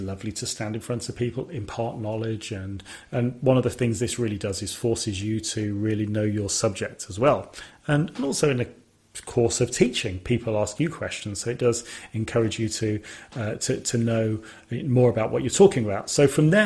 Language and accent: English; Sutton Coldfield, West Midlands, United Kingdom; where I was born in Sutton Coldfield